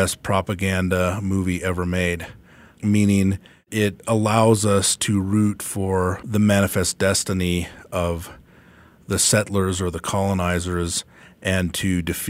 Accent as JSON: {"language": "English", "region": "the West", "country": "United States", "tie": "born or raised there", "said": "I grew up in the West"}